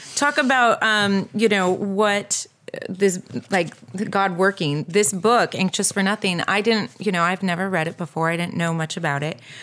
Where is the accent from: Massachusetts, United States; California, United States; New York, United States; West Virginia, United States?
California, United States; Southern; moved away as an adult; also born or lived in Texas; I grew up in Southern California, and then I went up